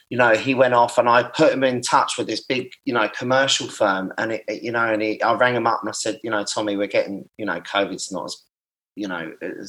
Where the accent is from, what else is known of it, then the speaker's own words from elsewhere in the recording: Brighton, South East England, United Kingdom; I'm from Brighton.